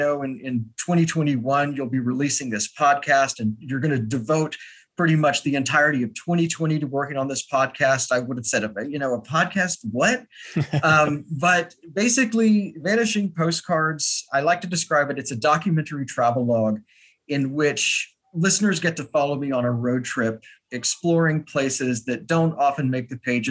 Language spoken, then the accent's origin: English; Austin, Texas, United States; moved away as an adult; now in New York, United States; I am originally from Austin, Texas. I will always be from Texas